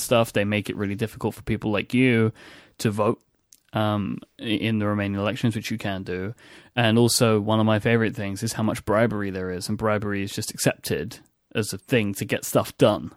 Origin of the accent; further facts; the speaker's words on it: England, United Kingdom; accent: English; an English accent like mine